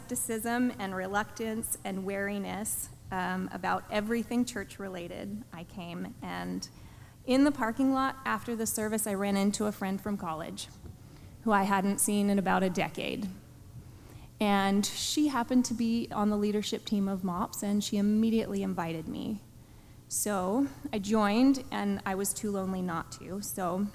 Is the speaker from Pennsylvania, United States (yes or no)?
yes; Pennsylvania, United States; moved away as an adult; also born or lived in Azusa, California / Pasadena, California / Lindsay, California; now in California, United States; I grew up in Pennsylvania, I left at 18